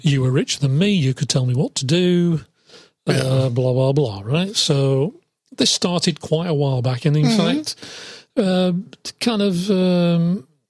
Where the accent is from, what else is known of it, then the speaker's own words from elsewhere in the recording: England, United Kingdom; I'm from England